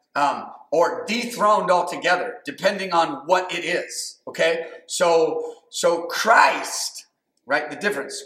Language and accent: English; United States; I'm American